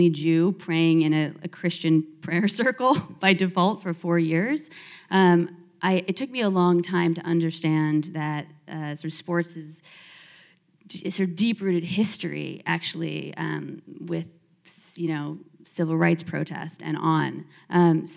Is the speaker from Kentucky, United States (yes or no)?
no; Philadelphia, Pennsylvania, United States; moved away as an adult; also born or lived in Los Angeles, California; I'm Jewish and I grew up in Philadelphia and I moved to UCLA across the country to play sports